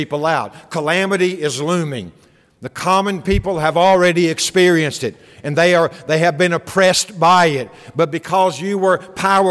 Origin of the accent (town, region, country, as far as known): United States